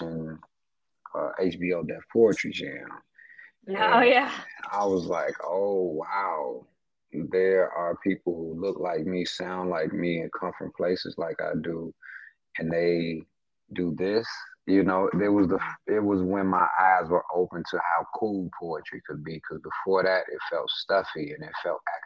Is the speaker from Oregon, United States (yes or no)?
no; Chicago, Illinois, United States; I'm from Chicago, a Southside native.